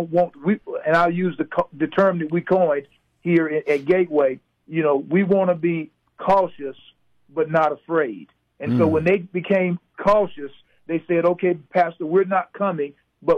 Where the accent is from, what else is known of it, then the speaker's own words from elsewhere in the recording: the South, United States; now in Alabama, United States; I grew up in the South